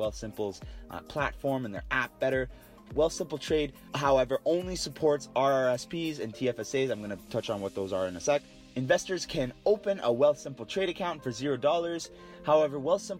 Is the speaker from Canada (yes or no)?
yes; Canada; we're all Canadian